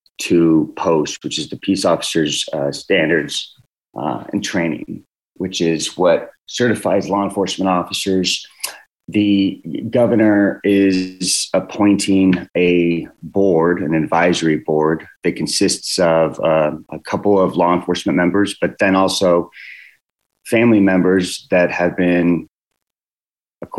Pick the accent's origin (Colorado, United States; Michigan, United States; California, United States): California, United States; I was born and raised in California